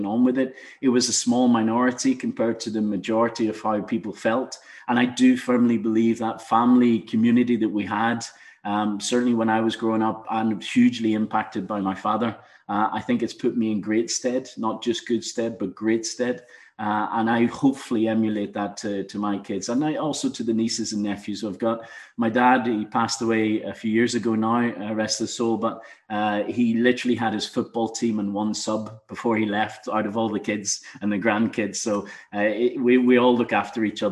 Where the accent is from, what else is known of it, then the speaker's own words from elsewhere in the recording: Donaghadee, Northern Ireland, United Kingdom; moved away as an adult; also born or lived in Newtownards; now in Mumbai, India; I come from Donaghadee